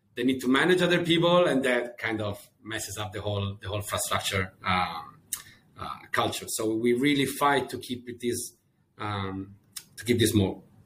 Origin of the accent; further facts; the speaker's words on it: Rome, Lazio, Italy; moved away as an adult; also born or lived in Scotland; I'm Italian. Uh, I was born and raised in, uh, in, in, Rome